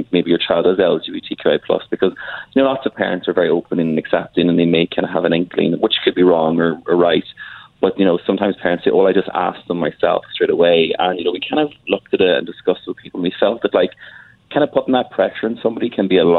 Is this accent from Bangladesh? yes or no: no; Ireland; also born or lived in Dublin; I'm from Ireland. I live in Dublin